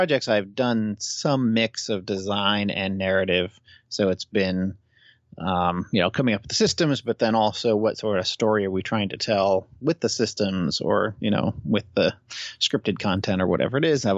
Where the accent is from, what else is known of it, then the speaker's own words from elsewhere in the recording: Massachusetts, United States; moved away; also born or lived in Chicago / Seattle; I'm originally from East Coast, Massachusetts